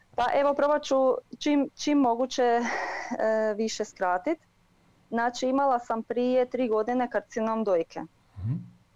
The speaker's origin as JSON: {"language": "Croatian", "area": "near Varaždin", "region": "Varaždin County", "country": "Croatia", "moved": "yes", "lives_now": "Germany", "said": "iz e, okolice Varaždina"}